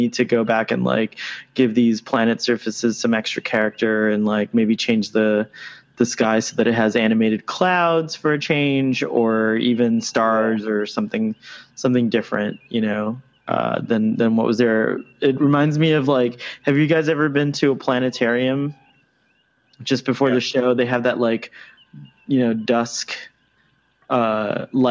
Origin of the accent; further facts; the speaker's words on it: Miami, Florida, United States; now in Seattle, United States; I grew up in Miami and I love Miami